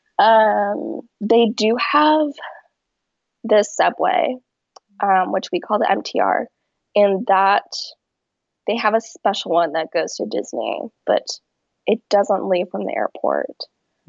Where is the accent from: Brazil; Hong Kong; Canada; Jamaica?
Hong Kong; now in United States; we grew up in Hong Kong, but we have a lot of family here in the U.S. and especially in New York